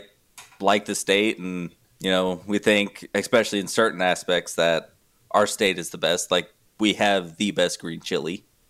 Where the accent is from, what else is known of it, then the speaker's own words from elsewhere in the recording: New Mexico, United States; yeah, I'm from New Mexico